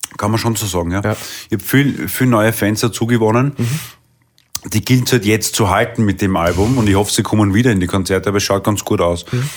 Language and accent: German; Vienna, Austria; born or raised there; accent: Viennese dialect; first language Viennese dialect